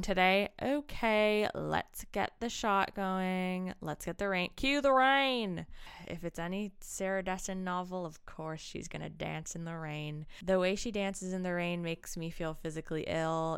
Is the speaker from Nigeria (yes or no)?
no; Ancaster, Ontario, Canada; moved away; in my hometown of Ancaster